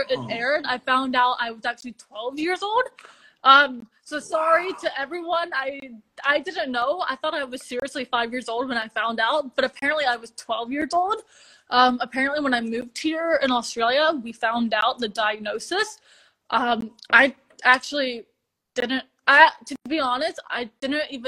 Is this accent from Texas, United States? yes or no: yes; Texas, United States; also born or lived in Bucharest, Romania; I moved to Texas when I was very young, like 5 to 4 years old, which was really lovely. I'm a true Texan